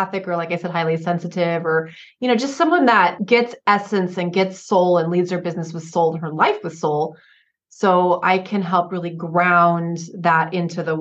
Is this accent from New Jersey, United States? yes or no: no; Oregon, United States; born or raised there; moved away; also born or lived in Santa Barbara County, California